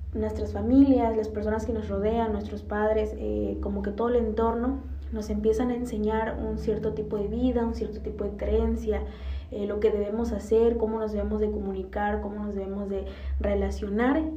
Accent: Mexico; decimos como cultura mexicana

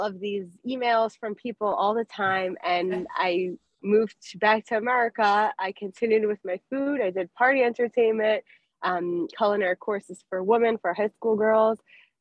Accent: Denver, Colorado, United States; moved away; also born or lived in Miami, Florida / Lakewood, New Jersey; I grew up in Denver, Colorado. Then I moved to Miami.

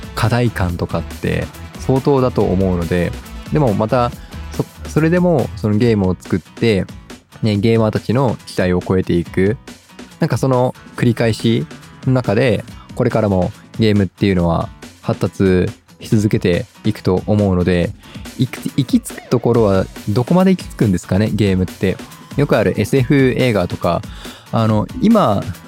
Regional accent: Japan; accent: Japanese English; 完全にジャパニーズ・イングリッシュなんです

